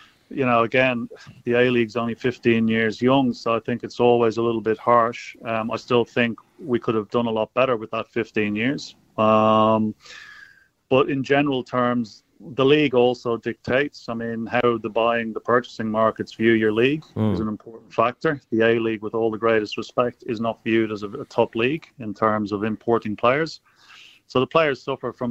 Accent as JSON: {"language": "English", "country": "Ireland", "tie": "born or raised there", "also_born_or_lived": "Spain", "moved": "as an adult", "lives_now": "Australia", "said": "I was actually born in Spain and then at a very, very young age moved straight across to Ireland and grew up in Ireland"}